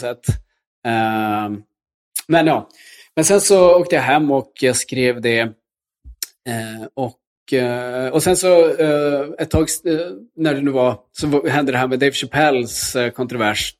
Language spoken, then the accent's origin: Swedish; Luleå, Norrbotten County, Sweden; kyrkan där jag växte upp i Luleå